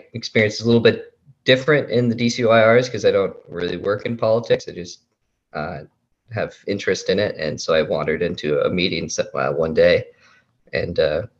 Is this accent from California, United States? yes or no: no; Saint Paul, Minnesota, United States; moved away as an adult; also born or lived in North Dakota; now in Washington, D.C., United States; I'm from St. Paul, Minnesota, born and raised.